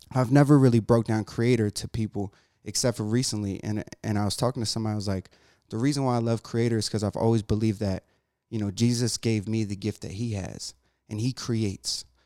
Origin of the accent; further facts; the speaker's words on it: Jacksonville, North Carolina, United States; moved away; also born or lived in Massachusetts; I grew up in Branchwood